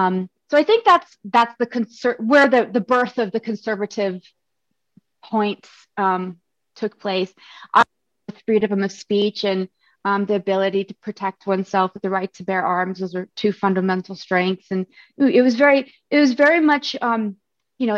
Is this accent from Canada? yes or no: no; Japan; born there; also born or lived in Arizona; I was born in Japan